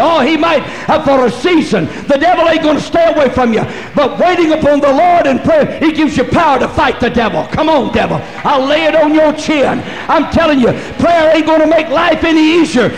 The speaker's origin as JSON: {"language": "English", "town": "Lamesa", "region": "Texas", "country": "United States", "tie": "born or raised there", "moved": "yes", "said": "I'm from West Texas. We take the whole bunch on. You know what? I was born in La Mesa"}